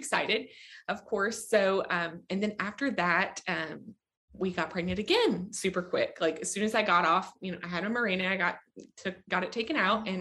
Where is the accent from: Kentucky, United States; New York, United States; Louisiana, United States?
Kentucky, United States; I am actually from Kentucky. I live in Bowling Green